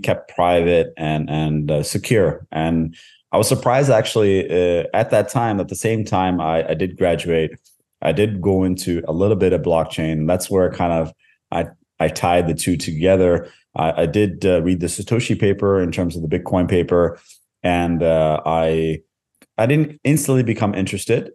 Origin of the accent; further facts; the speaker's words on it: Canada; moved away as an adult; also born or lived in India; now in Norway; I was born in India. Uh, I grew up most of my life in Canada. Uh, I, uh, currently reside in, in Norway